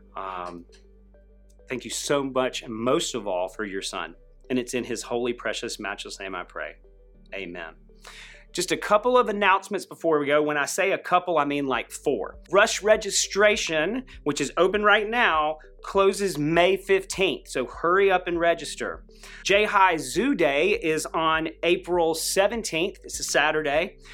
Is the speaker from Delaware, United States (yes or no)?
no; Greenville, South Carolina, United States; I grew up in Greenville, South Carolina